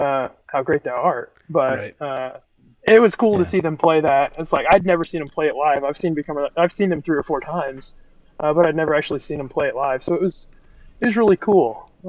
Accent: Oklahoma, United States; now in Arkansas, United States; I grew up in a household that listened to metal like my whole life, and I'm from Oklahoma, so it's not like I'm that far from Arkansas.

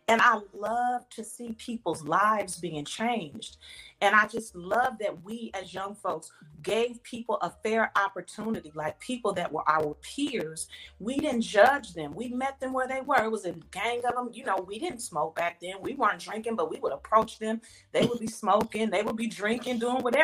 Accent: Inglewood, California, United States; moved away; also born or lived in Atlanta; I'm originally from California, born and raised in Inglewood, California

